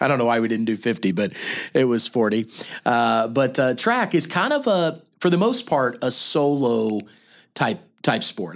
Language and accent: English; Kansas City, Missouri, United States; we're both from Kansas City